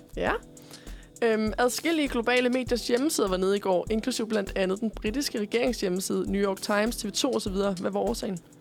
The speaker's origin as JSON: {"language": "Danish", "town": "Korsør", "region": "Zealand", "country": "Denmark", "said": "og jeg er fra Korsør."}